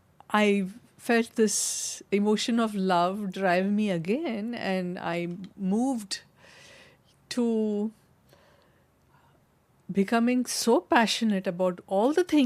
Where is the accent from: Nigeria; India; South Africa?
India; Mumbai, Maharashtra; moved away as an adult; now in United States; And growing up in Mumbai with the film industry or in the USA after marriage, I had to do many things which I had to be individually capable of dealing